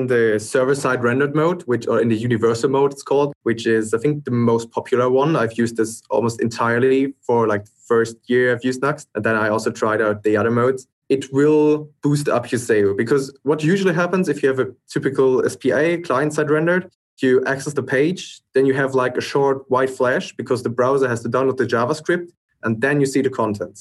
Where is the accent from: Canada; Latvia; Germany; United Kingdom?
Germany; I'm from Germany.